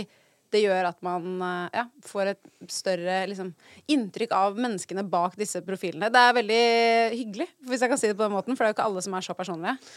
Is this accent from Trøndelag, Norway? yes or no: no; Oslo, Norway; jeg er fra Oslo